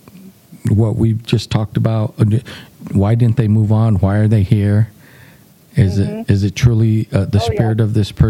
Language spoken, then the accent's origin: English; New Mexico, United States; we're from New Mexico